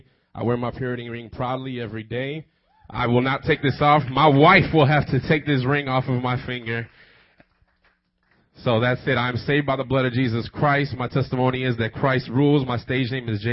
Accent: Chicago, Illinois, United States; I was born and raised in Chicago

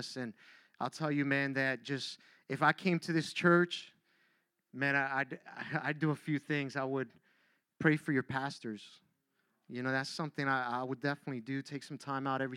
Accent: Miami, Florida, United States; moved away as an adult; now in Philadelphia, United States; I grew up down in Miami

